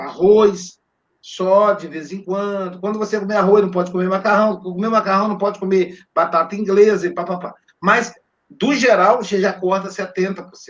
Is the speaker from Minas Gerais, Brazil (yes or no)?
yes; Minas Gerais, Brazil; Eu sou mineiro